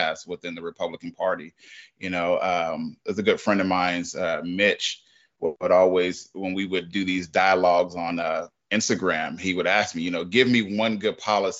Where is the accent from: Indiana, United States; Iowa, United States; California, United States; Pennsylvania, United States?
California, United States; I grew up in California.